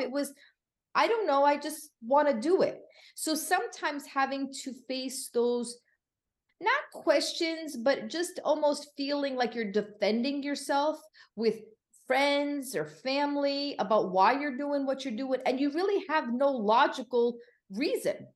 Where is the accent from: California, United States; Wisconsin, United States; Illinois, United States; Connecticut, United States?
Connecticut, United States; moved away as an adult; also born or lived in Florida; now in Miami, United States; I'm originally from Connecticut, now living right outside Miami, Florida